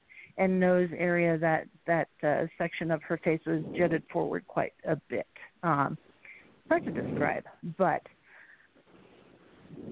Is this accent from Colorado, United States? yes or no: yes; Montrose, Colorado, United States; moved away as an adult; also born or lived in Phoenix, Arizona / Roswell, New Mexico; I spent all of my childhood years in Montrose, Colorado